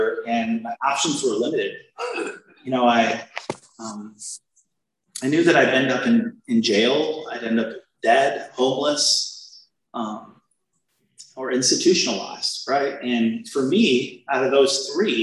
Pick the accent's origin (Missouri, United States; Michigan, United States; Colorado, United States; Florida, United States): Michigan, United States; Lansing; moved away; my hometown, which is Lansing, Michigan